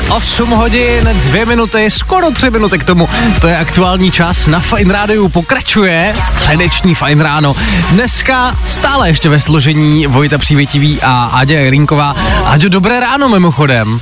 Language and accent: Czech; Přerov, Olomouc Region, Czechia; kousek od mého rodného města, já jsem z Předova